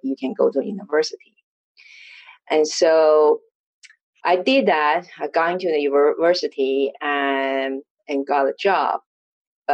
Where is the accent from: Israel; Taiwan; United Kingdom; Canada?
Taiwan; born or raised there; English is a second language